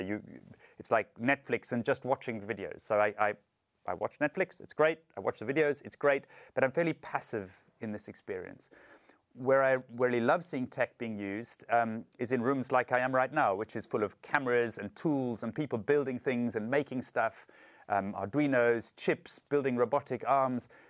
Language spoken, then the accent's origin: English; South Africa; I'm from South Africa